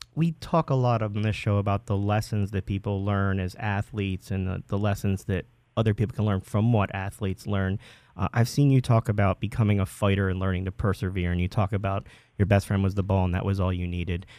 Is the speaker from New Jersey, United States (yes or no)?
yes; Marlton, New Jersey, United States; I'm from Marlton myself